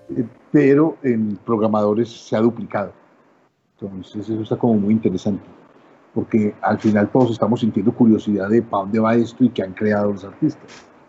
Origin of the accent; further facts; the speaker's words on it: Colombia; como decimos en Colombia